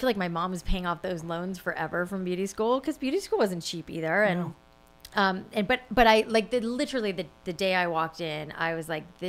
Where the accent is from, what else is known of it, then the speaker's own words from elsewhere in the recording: Florida, United States; South Florida. Mm-hmm. And my hair is naturally curly. So in South Florida, it was very frizzy.